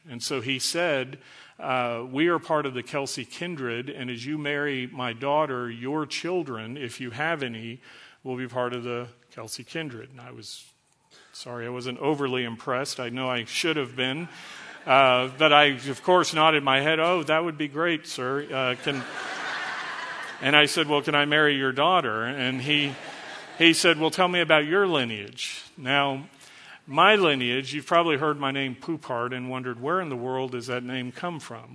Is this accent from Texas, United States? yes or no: yes; Dallas, Texas, United States; I was born in Dallas, so I'm a first generation American. I'm a French Canadian frog, uh, from Texas